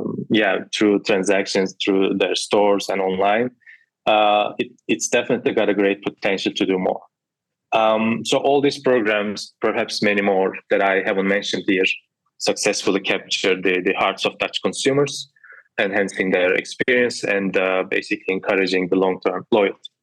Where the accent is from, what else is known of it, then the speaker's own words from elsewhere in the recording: Turkey; I'm from Turkey